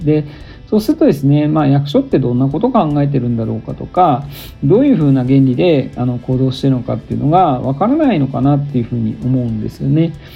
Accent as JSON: {"language": "Japanese", "town": "Fujisawa", "region": "Kanagawa", "country": "Japan", "tie": "born or raised there", "also_born_or_lived": "Tokyo / Nagasaki / Kitakyushu", "moved": "as an adult", "lives_now": "Kansai, Japan", "said": "神奈川県藤沢市出身です"}